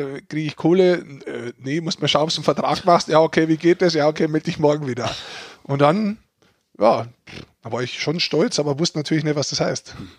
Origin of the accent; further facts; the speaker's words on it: Germany; als Deutscher